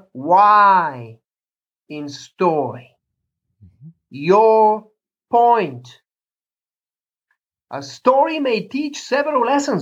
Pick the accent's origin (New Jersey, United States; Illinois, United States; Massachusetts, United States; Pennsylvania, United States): Illinois, United States; Chicago; here in my hometown, a few blocks away, Chicago